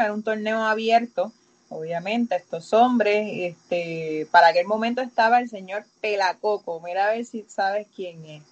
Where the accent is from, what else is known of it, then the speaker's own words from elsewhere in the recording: Aguada, Puerto Rico; yo soy de Aguada